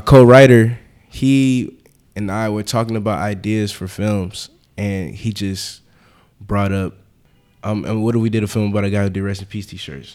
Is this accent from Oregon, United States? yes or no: no; Atlanta, Georgia, United States; also born or lived in Harlem, New York / Philadelphia; now in New York, United States; I'm actually from Atlanta.